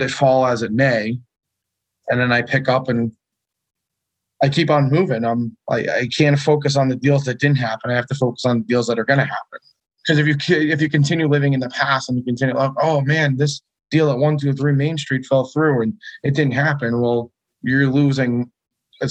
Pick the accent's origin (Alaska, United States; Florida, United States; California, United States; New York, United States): New York, United States; Long Island; now in Connecticut, United States; Born and raised in Long Island